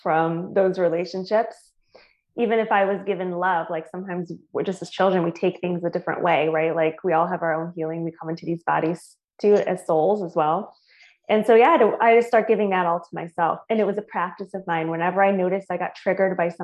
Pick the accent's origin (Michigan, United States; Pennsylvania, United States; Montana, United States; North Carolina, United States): Michigan, United States; moved away; also born or lived in Tampa, Florida / San Diego, California; I'm originally from Michigan